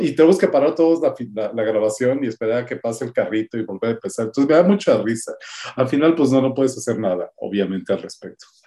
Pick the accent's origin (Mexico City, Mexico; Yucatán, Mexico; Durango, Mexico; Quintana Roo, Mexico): Mexico City, Mexico; Yo crecí en San Pedro de los Pinos, aquí en la Ciudad de México